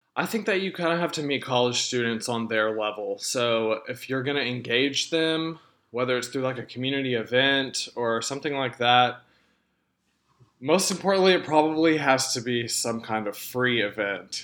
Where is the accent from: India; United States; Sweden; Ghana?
United States; Texarkana, Arkansas; moved away as an adult; now in Conway, United States; my hometown of Texarkana